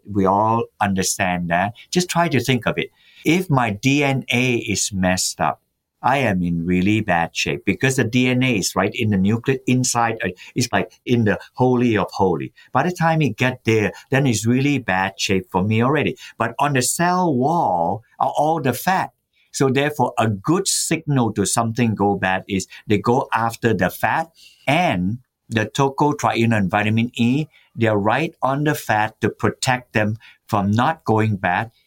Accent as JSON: {"language": "English", "country": "Malaysia", "tie": "born or raised there", "also_born_or_lived": "Massachusetts, United States", "moved": "yes", "lives_now": "United States", "said": "I was born in Malaysia when it was called the Malay Peninsula"}